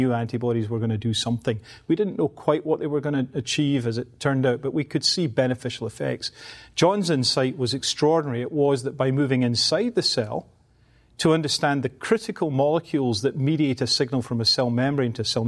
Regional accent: Glasgow, Scotland, United Kingdom; The reality is I was brought up in the East End of Glasgow

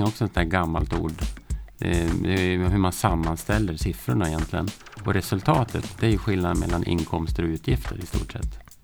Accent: Hudiksvall, Gävleborg County, Sweden; Jag kommer från Hudiksvall

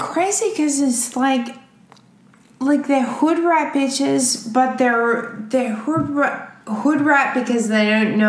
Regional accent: Australia; moved away as an adult; now in United States; I was never respected or honored as an Australian woman

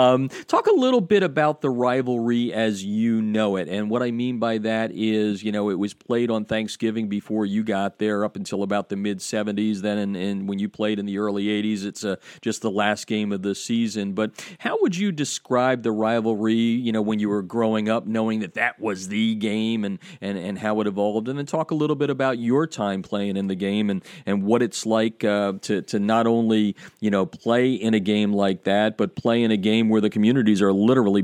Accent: Slate Belt, Pennsylvania, United States; Time to travel to the Slate Belt in Pennsylvania, just beneath the Poconos, tucked between the Poconos and the Lehigh Valley, my hometown area.

